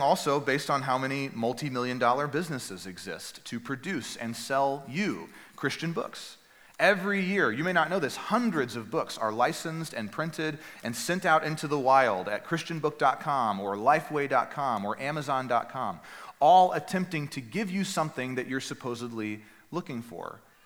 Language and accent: English; Northeast Texas, United States; the church that I grew up at in Northeast Texas